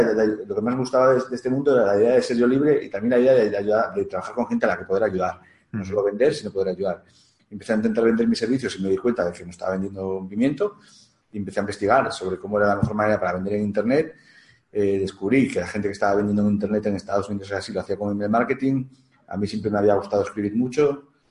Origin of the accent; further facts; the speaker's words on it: León, Castile and León, Spain; also born or lived in Portugal; soy de León